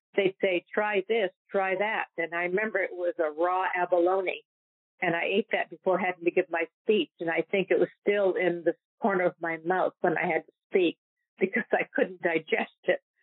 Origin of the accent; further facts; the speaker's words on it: New Hampshire, United States; I grew up in New Hampshire